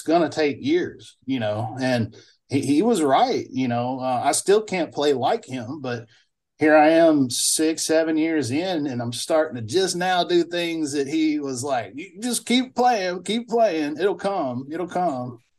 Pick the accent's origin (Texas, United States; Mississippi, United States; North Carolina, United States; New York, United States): Mississippi, United States; Bolton; moved away as an adult; also born or lived in Alabama; now in Vancouver, Canada; I grew up at the four way stop in Bolton, Mississippi